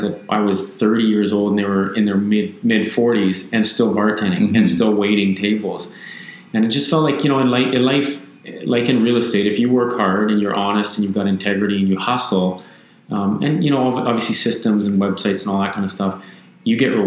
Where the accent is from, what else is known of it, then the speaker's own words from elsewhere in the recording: Victoria, British Columbia, Canada; also born or lived in Vancouver; I grew up in Victoria, so I've been here since the age of 12, so I'm 44 now.